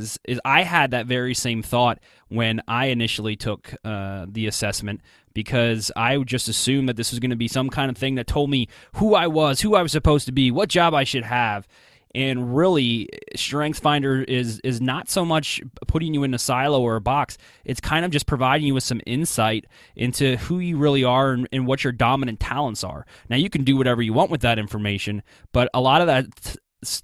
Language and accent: English; New Jersey, United States; growing up, I barely got outside of New Jersey